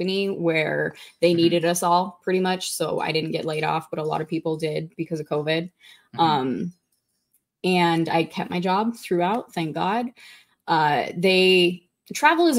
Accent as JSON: {"language": "English", "region": "Montana", "country": "United States", "tie": "born or raised there", "moved": "as an adult", "said": "my home state, Montana"}